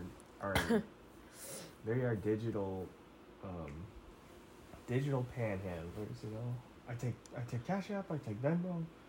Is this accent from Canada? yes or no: no; Bay Area, California, United States; Every time I told somebody I was from the Bay Area